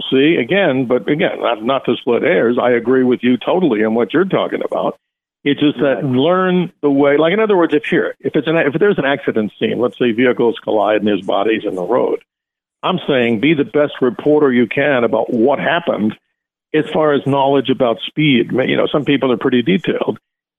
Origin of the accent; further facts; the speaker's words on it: New York, United States; I'm a New Yorker too.